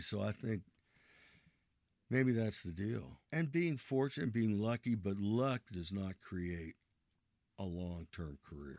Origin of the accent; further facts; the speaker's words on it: Ohio, United States; Where am I from? I'm from Ohio.